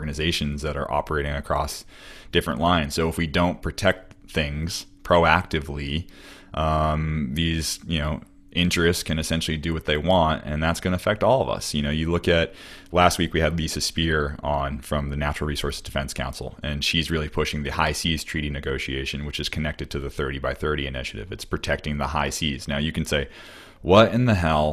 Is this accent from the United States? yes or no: yes; United States; as an American